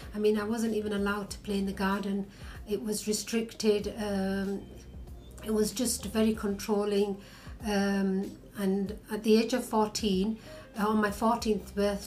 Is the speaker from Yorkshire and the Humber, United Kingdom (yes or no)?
yes; Bradford, Yorkshire and the Humber, United Kingdom; from Bradford.